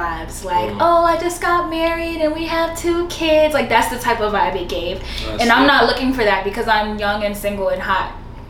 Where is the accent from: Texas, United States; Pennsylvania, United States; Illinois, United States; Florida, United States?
Texas, United States; Dallas; now in Houston, United States; Yeah, so from Dallas, I have a homegirl who stays in Houston and she was like, bitch, come to Houston.